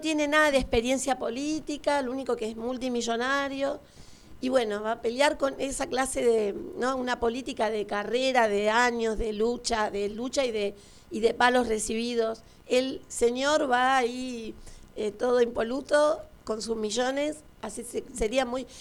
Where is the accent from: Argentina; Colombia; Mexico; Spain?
Argentina; Estoy muy orgullosa de ser argentina